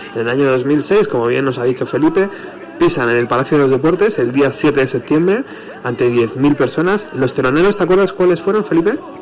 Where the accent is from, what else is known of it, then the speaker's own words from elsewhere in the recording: Spain; fan español